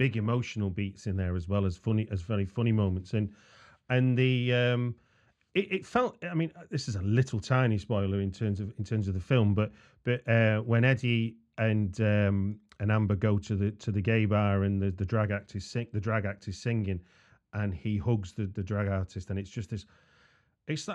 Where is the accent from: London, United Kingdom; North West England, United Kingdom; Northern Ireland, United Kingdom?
North West England, United Kingdom; Manchester; I grew up in Manchester